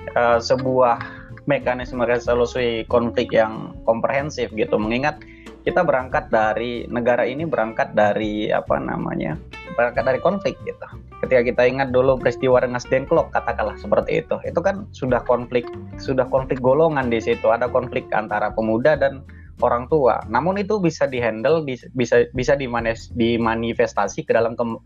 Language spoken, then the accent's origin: Indonesian; Tanah Karo, North Sumatra, Indonesia; asal dari Tanah Karo, Sumatera Utara